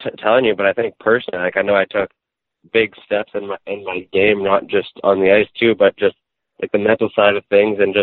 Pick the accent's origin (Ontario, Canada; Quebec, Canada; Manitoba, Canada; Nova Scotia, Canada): Manitoba, Canada; Souris; also born or lived in Brandon, Manitoba; I'm originally from Souris, Manitoba, a town of 2,000 people, and then I moved to Brandon, which is a population of 50,000 people.